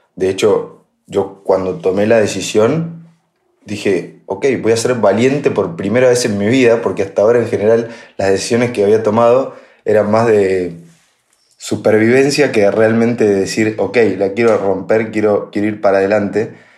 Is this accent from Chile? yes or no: no; La Pampa, Argentina; moved away as an adult; also born or lived in Buenos Aires; yo ya me crié en La Pampa